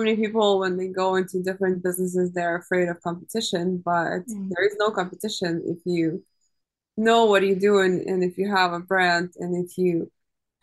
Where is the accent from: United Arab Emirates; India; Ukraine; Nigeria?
Ukraine; now in United States; I'm originally from Ukraine.